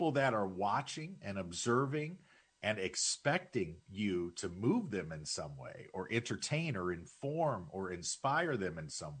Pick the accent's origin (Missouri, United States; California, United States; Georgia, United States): Missouri, United States; St. Louis; moved away; I grew up in St. Louis